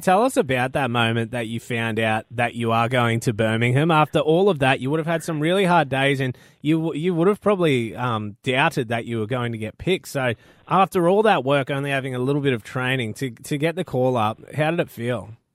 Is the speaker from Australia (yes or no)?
yes; North Queensland, Australia; I am a North Queenslander.